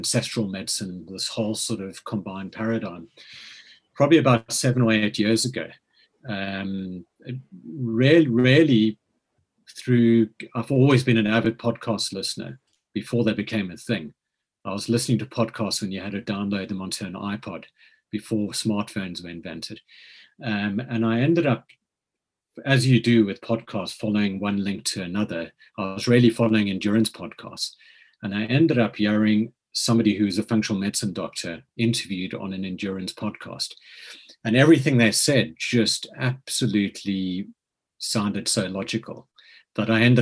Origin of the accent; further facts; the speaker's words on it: South Africa; moved away as an adult; also born or lived in Cape Town / Lancashire; now in United Kingdom; as you can probably tell from the accent, I grew up in South Africa